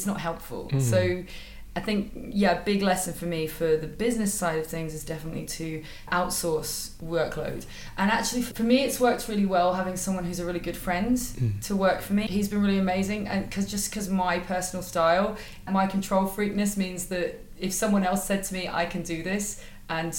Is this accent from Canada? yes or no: no; United Kingdom; I'm British